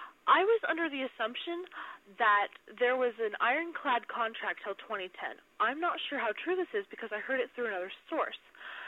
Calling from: Buckeye, Arizona, United States; I'm from Buckeye, Arizona in America.

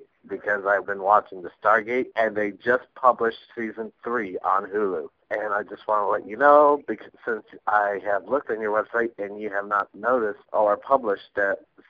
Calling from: Overland Park, Kansas, United States; I'm calling from Overland Park, Kansas.

